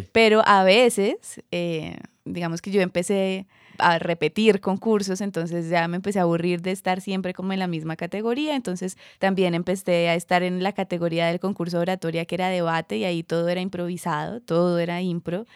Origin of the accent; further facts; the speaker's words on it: Cúcuta, Norte de Santander, Colombia; yo tenía 8, 9 años. Era Cúcuta, norte de Santander.